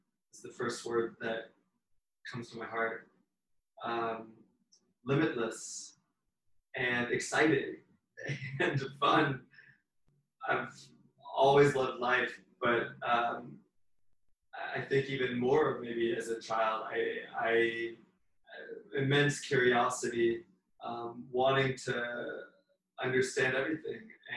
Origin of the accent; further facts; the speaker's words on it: Kentucky, United States; moved away as an adult; also born or lived in Phoenix, Arizona / Los Angeles / Hawaii / Miami; now in New York City, United States; I grew up mostly in a very rural, I'd say poor area in Kentucky, very agricultural area.